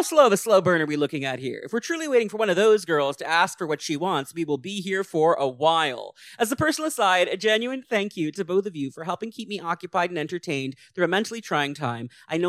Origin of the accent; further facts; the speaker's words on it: England, United Kingdom; with the added bonus that I am an English white woman.